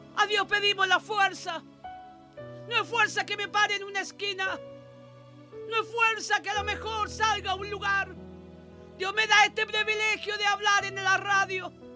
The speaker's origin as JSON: {"language": "Spanish", "country": "Chile", "said": "oro por mi tierra, oro por mi Chile, mi amado Chile"}